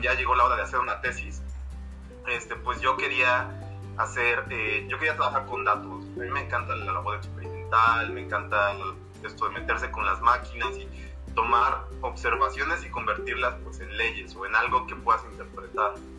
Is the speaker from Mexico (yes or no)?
yes; Mexico; now in Mexico City, Mexico; la ciudad donde yo nací está aquí a 80 kilómetros de la Ciudad de México